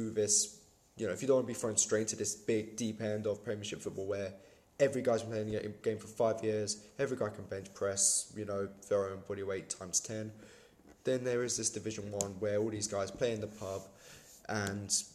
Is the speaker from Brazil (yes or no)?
no; Hertfordshire, East of England, United Kingdom; moved away; I'm originally like from Hertfordshire.